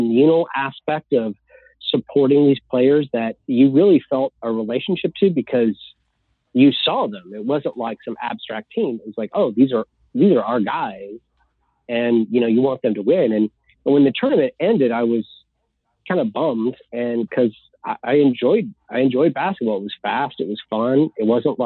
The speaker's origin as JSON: {"language": "English", "town": "Lancaster", "region": "California", "country": "United States", "tie": "born or raised there", "also_born_or_lived": "Waco, Texas", "moved": "as an adult", "lives_now": "Shawnee, United States", "said": "I born and raised in Lancaster, California, Southern California, the desert of Southern California"}